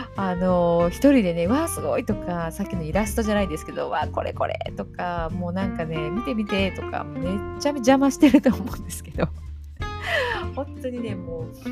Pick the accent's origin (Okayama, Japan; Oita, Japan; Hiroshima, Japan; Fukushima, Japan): Okayama, Japan; 地元が岡山